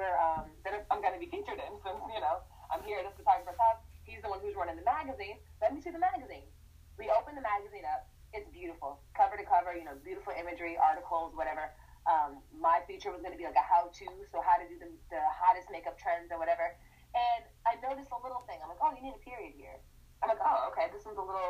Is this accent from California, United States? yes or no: no; Northern Virginia, United States; moved away as an adult; I grew up in Northern Virginia